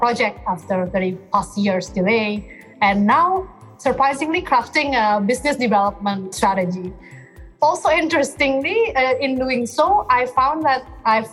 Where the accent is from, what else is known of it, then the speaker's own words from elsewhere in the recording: Jakarta, Indonesia; from Jakarta, Indonesia.